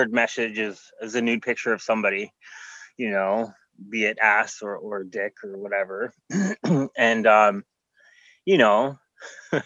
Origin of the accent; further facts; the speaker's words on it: Canada; I'm Canadian